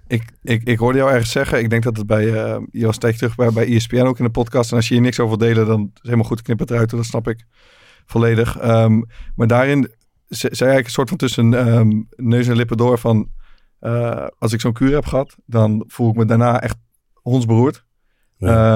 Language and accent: Dutch; Netherlands; het is Hoofdvliet, 20, 25 kilometer van waar ik ben opgegroeid